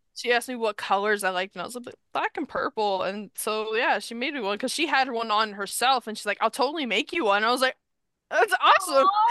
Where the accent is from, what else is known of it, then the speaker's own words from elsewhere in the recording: New York, United States; I'm from New York